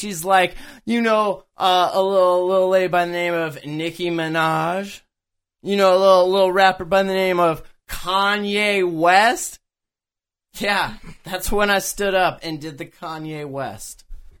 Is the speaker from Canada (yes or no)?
yes; Canada; when I travel abroad, I have to tell people I'm motherfucking Canadian.